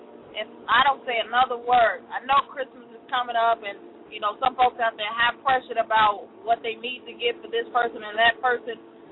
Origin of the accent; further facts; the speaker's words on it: Chicago, Illinois, United States; I am from Chicago.